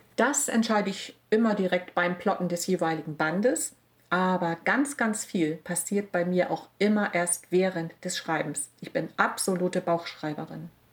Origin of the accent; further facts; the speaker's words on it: Wilstermarsch, Schleswig-Holstein, Germany; meine Heimat. Die Marsch und die Stör und die Elbe